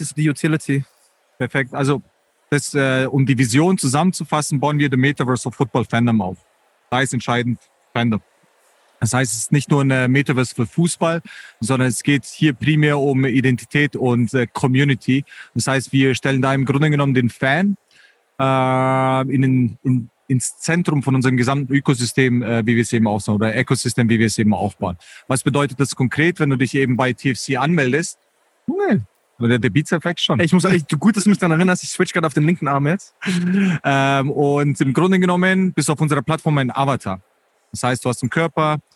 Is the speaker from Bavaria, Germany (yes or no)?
yes; Munich, Bavaria, Germany; ich bin Münchner